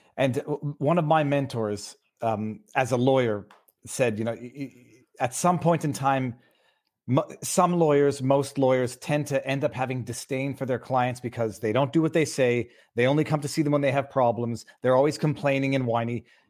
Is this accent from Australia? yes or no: no; Canada; I'm from Canada